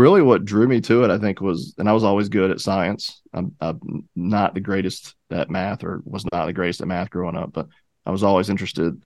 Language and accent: English; Charlotte, North Carolina, United States; I'm from Charlotte, and I wanted to make my career work in Charlotte